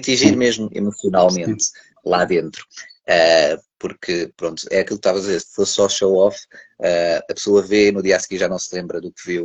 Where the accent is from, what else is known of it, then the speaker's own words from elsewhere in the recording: Lisbon, Portugal; quando as pessoas vão de férias e vão para a terra, porque eu sou de Lisboa, ir para a terra e depois é naqueles meses de verão e depois volta